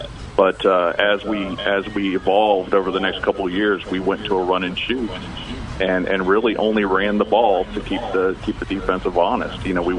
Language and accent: English; Apopka, Florida, United States; growing up in Apopka and having a city that was completely behind you and excited about both football and baseball season was always fun.